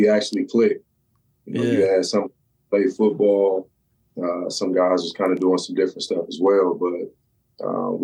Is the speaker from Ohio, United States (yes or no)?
yes; Columbus, Ohio, United States; I grew up everywhere in Columbus